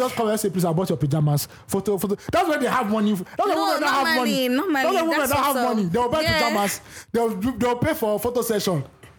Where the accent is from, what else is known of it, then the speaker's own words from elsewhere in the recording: Nigeria; As a Nigerian woman